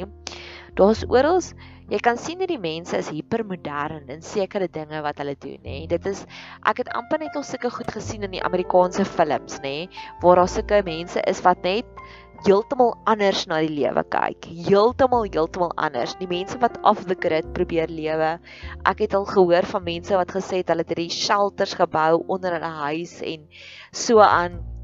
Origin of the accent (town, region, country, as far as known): South Africa